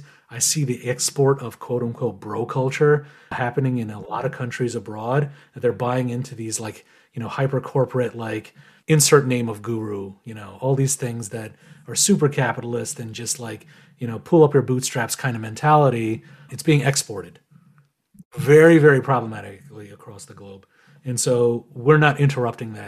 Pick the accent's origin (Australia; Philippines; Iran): Iran; now in United States; I was born in Iran